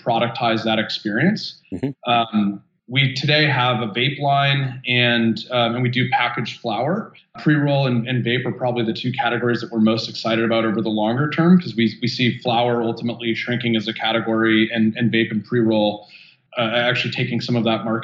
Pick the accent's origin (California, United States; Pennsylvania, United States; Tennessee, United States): California, United States; So I'm born and raised in California, lived here for 39 years.